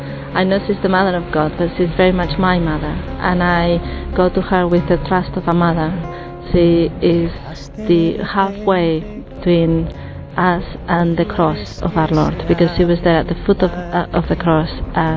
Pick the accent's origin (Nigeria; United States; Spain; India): Spain; I'm from Spain.